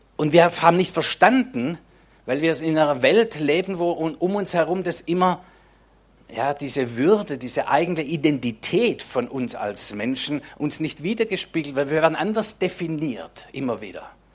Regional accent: Swabia, Germany; Für mich als Schwabe

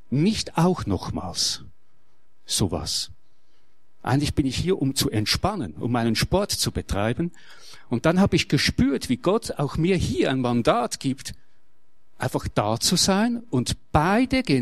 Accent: Switzerland; Ich bin Schweizer und ich lebe das Schützenwesen.

